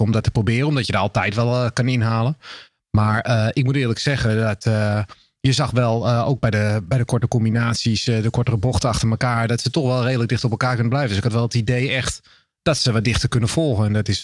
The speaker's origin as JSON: {"language": "Dutch", "country": "Netherlands"}